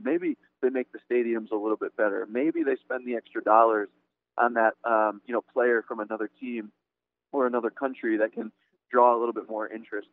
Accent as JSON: {"language": "English", "region": "Connecticut", "country": "United States", "tie": "born or raised there", "moved": "yes", "said": "In Connecticut, they're trying to start a new USL team coming, I think, next year. My my home state"}